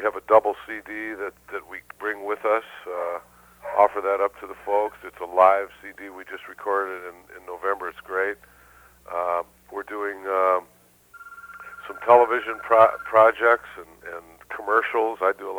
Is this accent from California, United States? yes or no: no; Detroit, Michigan, United States; moved away; born and raised in Detroit